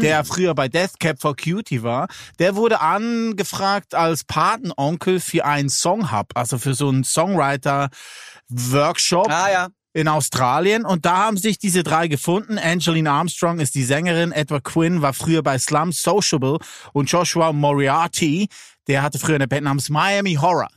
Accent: Lucerne, Switzerland; Da, wo ich herkomme, sage ich Milchkästli

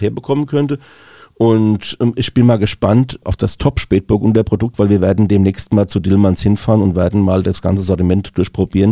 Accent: Rhenish Hesse, Rhineland-Palatinate, Germany; bei uns in Rheinhessen

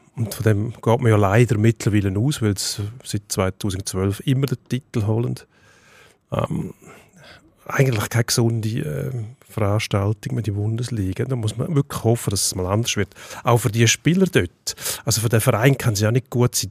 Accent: Switzerland; bei uns in der Schweiz

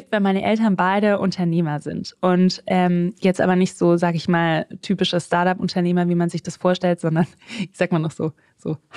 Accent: Southern Germany, Germany; Also, ich bin in Süddeutschland aufgewachsen. Meine Mama ist Kanadierin. Ähm, mein Papa ist Deutscher.

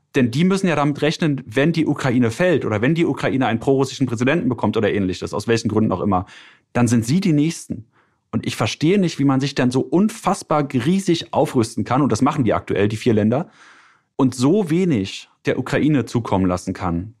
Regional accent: Germany; als Deutscher

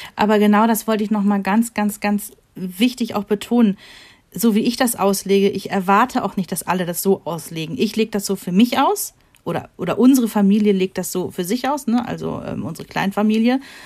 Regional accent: Rhineland, Germany; wir sind Rheinländer

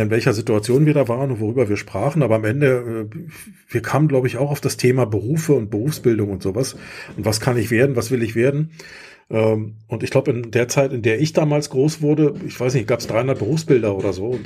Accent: Germany; Also ich bin in der DDR groß geworden.

